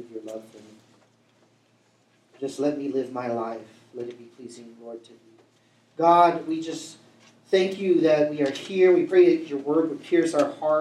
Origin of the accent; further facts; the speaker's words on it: Vallejo, California, United States; I grew up in Vallejo